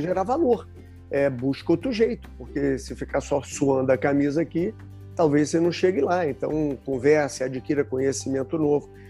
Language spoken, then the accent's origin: Portuguese; Rio de Janeiro, Brazil; eu sou carioca, né, morei grande parte da minha vida no, no Rio